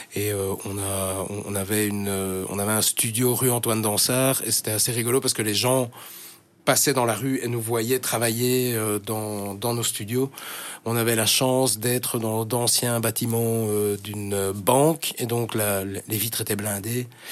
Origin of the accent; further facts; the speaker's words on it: Schaerbeek, Brussels-Capital Region, Belgium; first language French; also born or lived in Woluwe-Saint-Lambert / Ixelles; J'ai grandi à Scarbeck